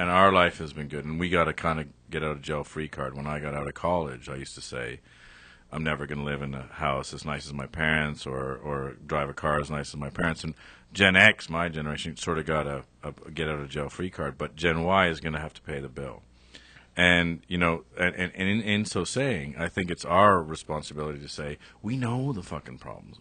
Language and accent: English; Canada; I'm Canadian